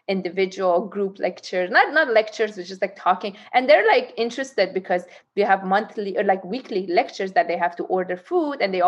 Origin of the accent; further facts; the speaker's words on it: Tehran, Tehran Province, Iran; now in San Diego, United States; I was born in Tehran